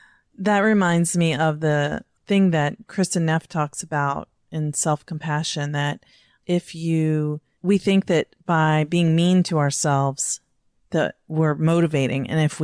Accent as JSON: {"language": "English", "region": "Virginia", "country": "United States", "said": "I'm from Virginia."}